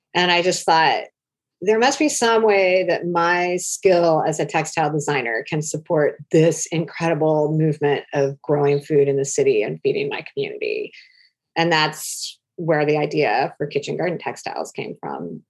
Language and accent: English; Oregon, United States; I grew up in Oregon in the 70s